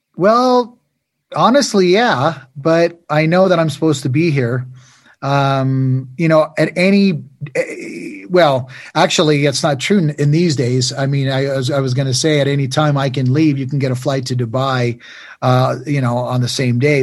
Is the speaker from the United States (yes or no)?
yes; United States; where we come from America